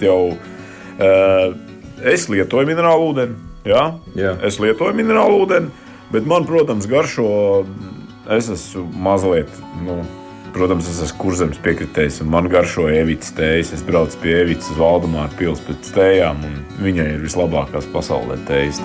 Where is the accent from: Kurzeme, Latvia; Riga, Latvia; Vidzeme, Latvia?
Kurzeme, Latvia; es dzīvoju Latvijā un pie Baltijas jūras, un es esmu kārtīgs kurzemnieks